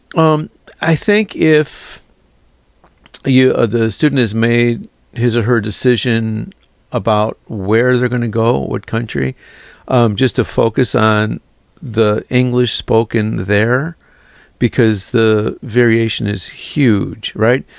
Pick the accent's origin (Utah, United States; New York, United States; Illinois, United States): Illinois, United States; Chicago; moved away; I'm from Chicago